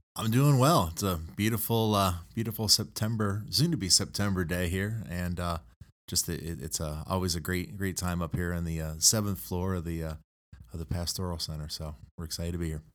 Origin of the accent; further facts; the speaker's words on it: Toledo, Ohio, United States; also born or lived in Sidney, Ohio; I grew up up here in the Toledo area